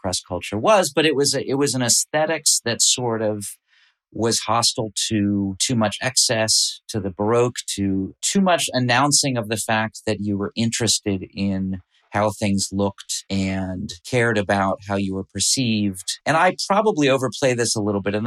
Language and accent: English; Massachusetts, United States; We grew up in Massachusetts